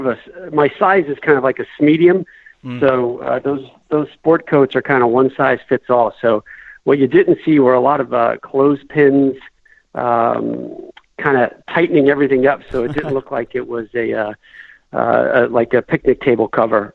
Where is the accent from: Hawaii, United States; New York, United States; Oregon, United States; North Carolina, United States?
North Carolina, United States; Chapel Hill; when I was a young kid, growing up in North Carolina